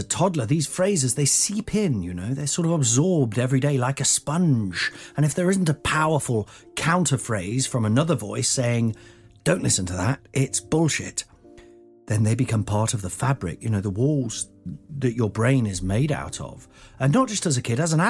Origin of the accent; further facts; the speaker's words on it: Nottingham, East Midlands, United Kingdom; I grew up in Nottingham, which is in the Midlands